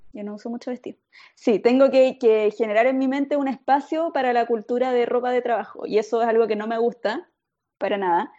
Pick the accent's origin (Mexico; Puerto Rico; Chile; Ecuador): Chile; now in Japan; yo como mi comida ah. tradicional chilena